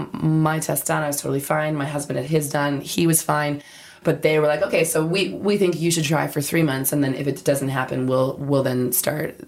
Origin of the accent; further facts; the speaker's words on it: Canada; now in London, United Kingdom; I'm from Canada